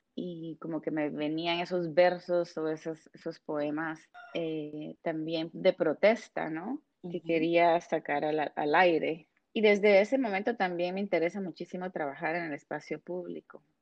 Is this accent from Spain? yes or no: no; Guatemala; moved away as an adult; now in United States; crecido, vivido en un país como Guatemala